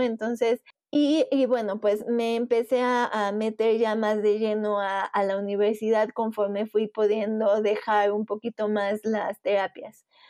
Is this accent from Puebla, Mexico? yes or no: yes; Puebla, Mexico; soy de Puebla, México